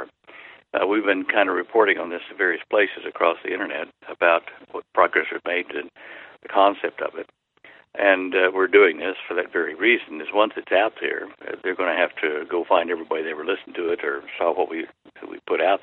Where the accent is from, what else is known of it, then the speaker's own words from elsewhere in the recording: Dallas, Texas, United States; I grew up in Dallas, and it was Big D, little A, double L-A-S, Dallas